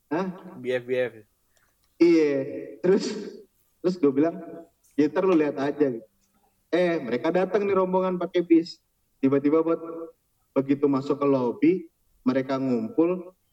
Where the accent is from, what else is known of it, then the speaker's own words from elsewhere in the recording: Bekasi, West Java, Indonesia; also born or lived in Jakarta; dari Bekasi nih, kan gue gue SD di Bekasi, terus gue SMP ke Jakarta.